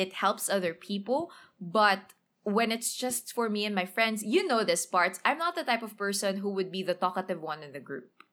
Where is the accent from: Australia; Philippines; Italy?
Philippines; Manila, Metro Manila; English is a second language; I grew up in Tondoy, went to a public, uh, elementary, public high school